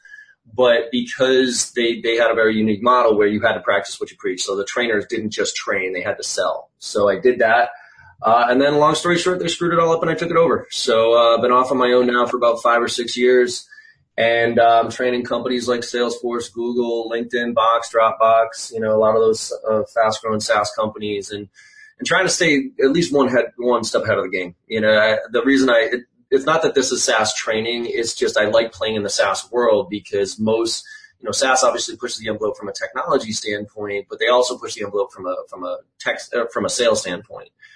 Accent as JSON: {"language": "English", "town": "Boston", "region": "Massachusetts", "country": "United States", "tie": "born or raised there", "also_born_or_lived": "Maryland", "said": "I grew up here in Boston, still live here"}